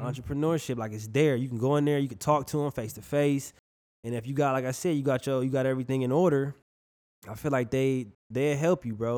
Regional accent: Milwaukee, Wisconsin, United States; now in Fort Myers, United States; I'm from Milwaukee, bro. Uh, Wisconsin. I'm from the Midwest.

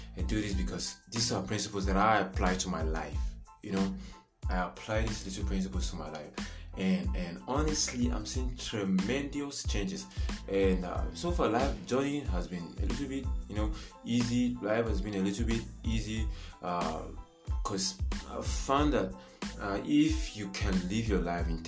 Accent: Nigeria; I am a Nigerian

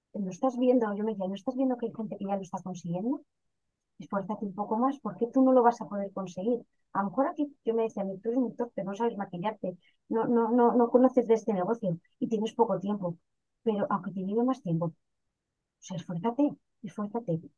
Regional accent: León, Castile and León, Spain; soy de una ciudad pequeñita al norte que se llama León, pero realmente vengo de un pueblecito de 30 habitantes que se llama Solanilla, muy cerquita de la ciudad de León.

